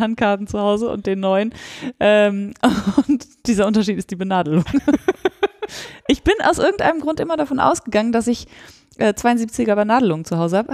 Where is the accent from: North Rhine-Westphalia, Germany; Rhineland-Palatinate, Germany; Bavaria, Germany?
North Rhine-Westphalia, Germany; Sauerland; Und ich komme ja aus dem Sauerland